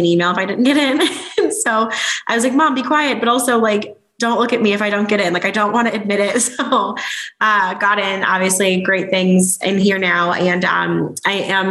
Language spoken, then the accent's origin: English; Chicago, Illinois, United States; moved away; I am born and raised in Chicago